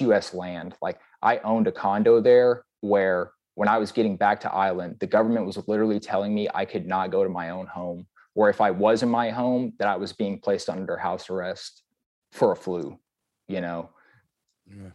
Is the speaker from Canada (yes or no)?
no; Wilmington, Texas, United States; also born or lived in Guam; I'm from Texas. I'm actually from Wilmington, Texas.